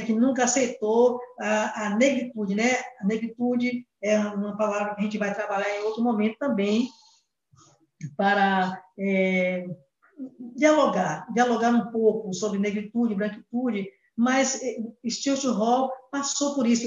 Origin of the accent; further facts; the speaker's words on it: Brazil; first language Portuguese; nós brasileiros e brasileiras